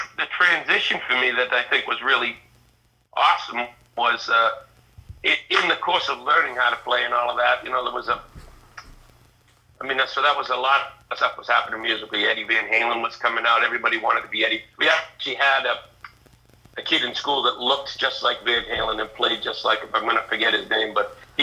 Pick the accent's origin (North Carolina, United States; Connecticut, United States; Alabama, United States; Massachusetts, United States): Massachusetts, United States; Kingston; I grew up about 45 minutes south towards the Cape in Kingston